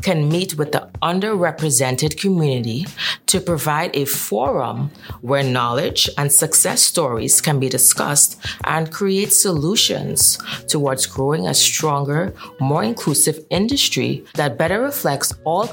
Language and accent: English; Trinidad & Tobago; moved away as an adult; now in New York, United States; I am born and bred from the beautiful island of Trinidad and Tobago.